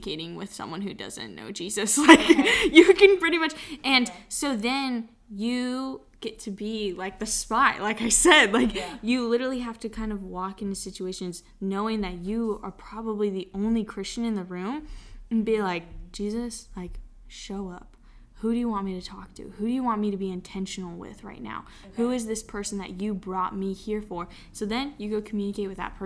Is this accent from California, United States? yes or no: yes; Southern California, United States; moved away as an adult; also born or lived in San Clemente / San Diego; now in Texas, United States; we came from Southern California, and so Jordan is my sister